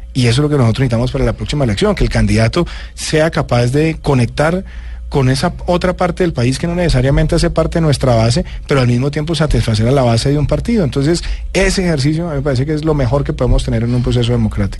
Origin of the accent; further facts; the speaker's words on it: Bogotá, Colombia; also born or lived in Medellín; me vine a Bogotá